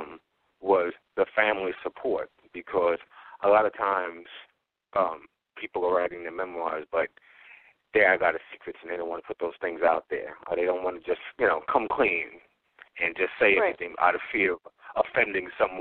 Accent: New York City, New York, United States; I was raised in the Mott Haven section of the South Bronx, which is right across the bridge from Harlem.

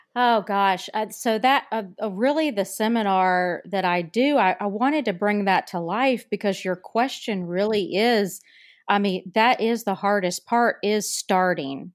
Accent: North Carolina, United States; my home state of North Carolina, and listeners can tell from my accent

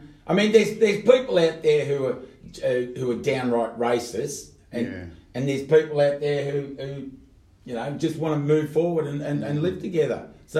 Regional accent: Australia; I grew up in Australia, but because I had Italian parents, and I chose to play footy instead of soccer

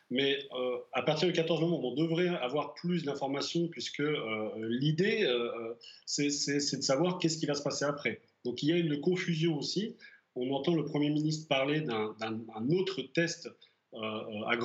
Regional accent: France; now in Bratislava, Slovakia; tant que Français

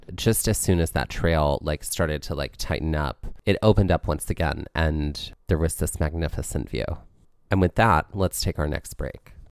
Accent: New Jersey, United States; I'm from Jersey

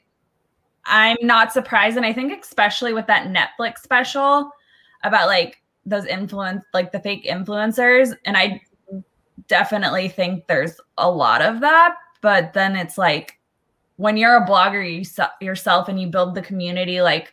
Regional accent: Southern California, United States; I'm born and raised in Southern California

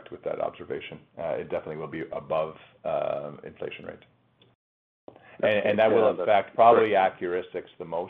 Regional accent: Canada; I as a proud Canadian, as a Canadian company

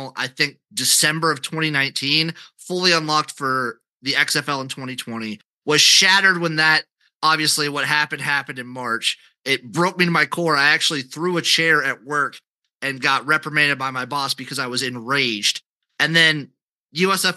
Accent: Nebraska, United States; I'm from Nebraska

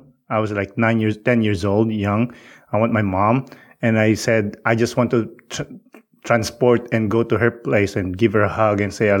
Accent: Tanay, Rizal, Philippines; Sampaloc, Tanay Rizal is actually a part of my hometown, but they're like a different kind of entity. But it is in the mainland of the Philippines, in Luzon. And close to Manila.

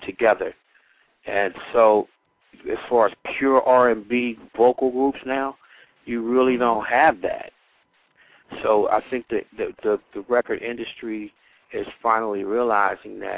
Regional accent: Cincinnati, Ohio, United States; moved away; also born or lived in Philadelphia; I'm originally from Cincinnati, Ohio

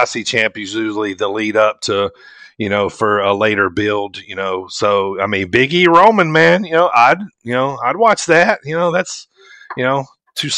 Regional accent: the South, United States; I grew up in the South

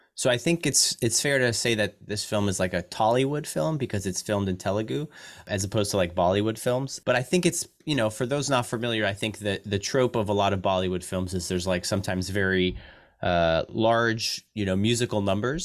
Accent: United States; as an American

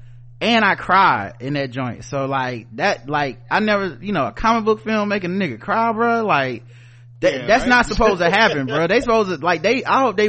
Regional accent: the South, United States; I'm from the South, and the South got something to say.

